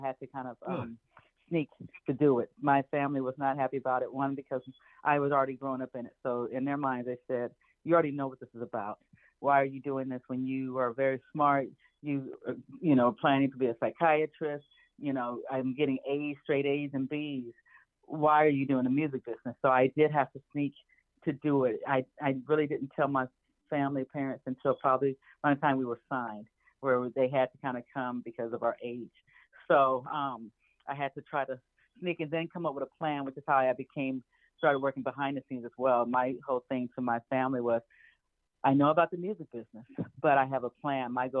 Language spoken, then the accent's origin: English; Anchorage, Alaska, United States; born there; One of the reasons I was born and one of the ways I was born in Anchorage, Alaska, was because my father happened to be performing there with ….